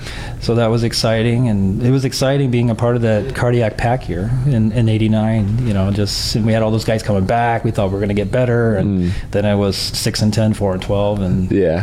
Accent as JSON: {"language": "English", "town": "Dallas", "region": "Texas", "country": "United States", "tie": "born or raised there", "moved": "yes", "said": "I grew up in Dallas."}